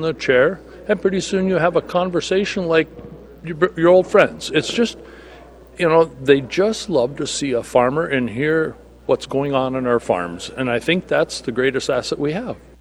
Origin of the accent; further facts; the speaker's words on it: Red River Valley, Minnesota, United States; I'm a farmer from the Red River Valley of Minnesota